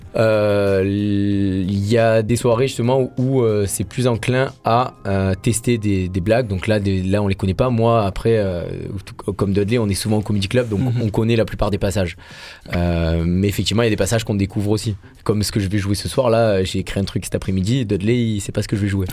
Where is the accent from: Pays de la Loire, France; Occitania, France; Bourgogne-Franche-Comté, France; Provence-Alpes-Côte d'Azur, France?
Provence-Alpes-Côte d'Azur, France; Marseille; en tant que Marseillais